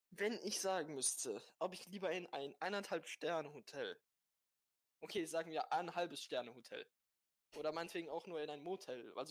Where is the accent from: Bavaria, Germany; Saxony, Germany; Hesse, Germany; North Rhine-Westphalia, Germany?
Bavaria, Germany; Bad Kissingen. Jo, ich komme aus der Umgebung, ne?